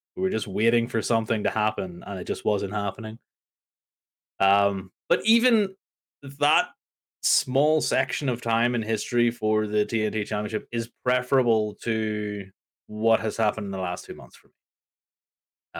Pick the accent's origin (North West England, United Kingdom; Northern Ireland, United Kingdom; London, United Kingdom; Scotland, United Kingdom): Northern Ireland, United Kingdom; I am from Northern Ireland, and my country does not like snow